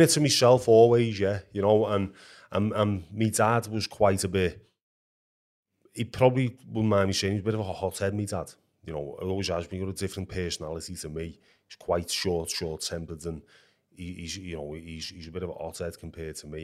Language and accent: English; Liverpool, North West England, United Kingdom; where I lived as a kid was like a stone's throw away from Anfield, Liverpool's football ground.